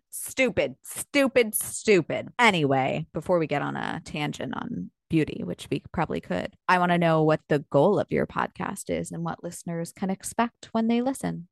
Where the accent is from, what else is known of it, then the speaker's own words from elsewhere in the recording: Long Island, New York, United States; moved away; I grew up on Long Island